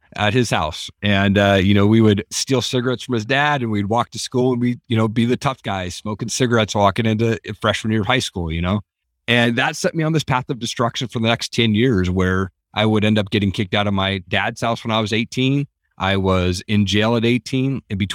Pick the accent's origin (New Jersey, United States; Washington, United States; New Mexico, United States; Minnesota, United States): Washington, United States; Tri-Cities; I grew up in Eastern Washington, down in a place called Tri-Cities.